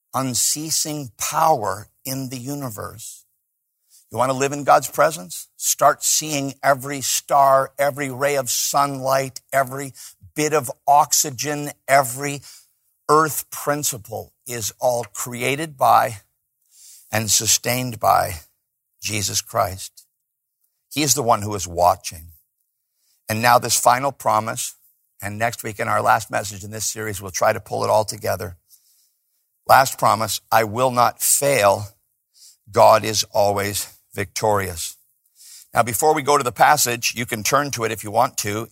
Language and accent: English; Chicago, Illinois, United States; now in Los Angeles, United States; I'm from Chicago.